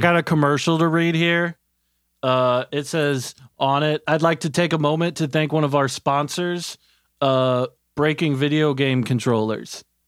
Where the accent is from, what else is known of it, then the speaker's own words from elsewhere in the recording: Dayton, Ohio, United States; I'm from Dayto-, uh, Dayton